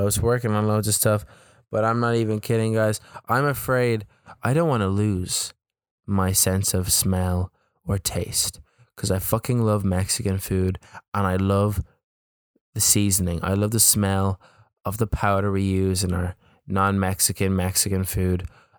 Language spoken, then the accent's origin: English; County Louth, Ireland; I was like, I'm from Louth. And he kept forgetting where I was from. And I had to keep telling the guy I was from Louth.